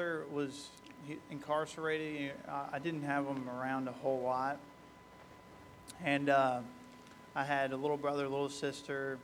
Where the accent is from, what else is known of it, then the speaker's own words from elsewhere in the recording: Bedford, Kentucky, United States; also born or lived in Louisville, Kentucky; I was born in Louisville, Kentucky. At a young age, lived in Bedford, Kentucky.